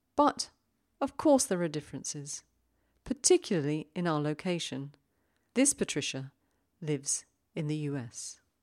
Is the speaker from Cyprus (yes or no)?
no; United Kingdom; being British